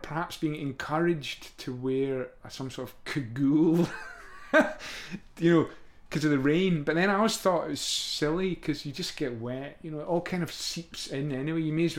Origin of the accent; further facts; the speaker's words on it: Scotland, United Kingdom; moved away as an adult; also born or lived in Italy; now in London, United Kingdom; I've lived in London all my life since I went to art school. In London, I came from Scotland to go to art school, and then I lived in London until I moved to Italy for 5 years.